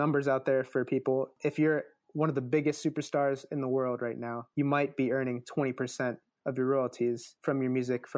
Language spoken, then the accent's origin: English; Midwest, United States; I'm from the Midwest